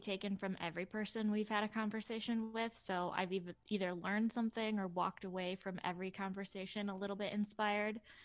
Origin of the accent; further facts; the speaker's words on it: Buffalo, New York, United States; I'm born and bred in Buffalo.